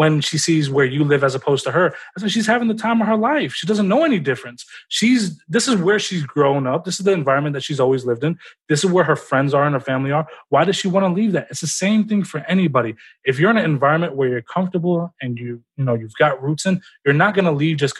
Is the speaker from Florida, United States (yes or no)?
no; Memphis, Tennessee, United States; I'm from Memphis, Tennessee